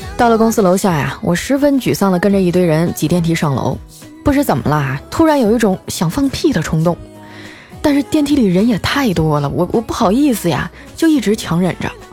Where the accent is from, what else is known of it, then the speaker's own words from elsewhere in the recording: Northeast China, China; moved away as an adult; now in southern China; 自从我来到了南方工作哈，我就觉得东三省范围内都是老乡儿